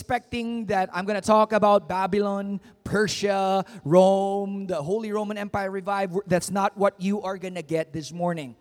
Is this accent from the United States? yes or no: no; Philippines; as a Filipino